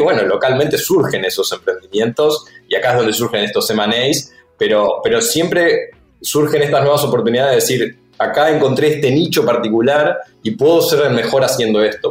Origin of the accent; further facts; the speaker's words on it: Uruguay; Somos los tres uruguayos.